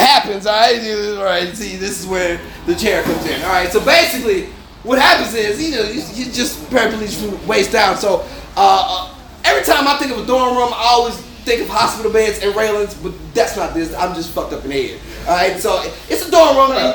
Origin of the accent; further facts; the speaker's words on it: New Orleans, Louisiana, United States; also born or lived in Los Angeles; I'm not from LA. I'm from New Orleans, but I came from LA.